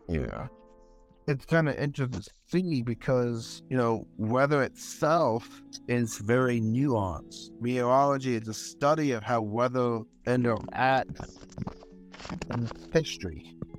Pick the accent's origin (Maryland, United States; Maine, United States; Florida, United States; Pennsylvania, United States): Florida, United States; I am from Florida